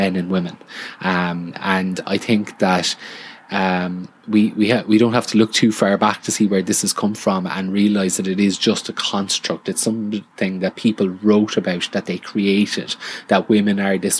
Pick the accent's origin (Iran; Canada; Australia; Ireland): Ireland; somebody refers to me as Irish